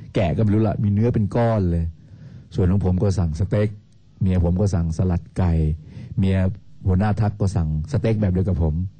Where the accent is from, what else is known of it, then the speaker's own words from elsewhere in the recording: Bangkok, Thailand; ผมมันมาจากกรุงเทพมหานคร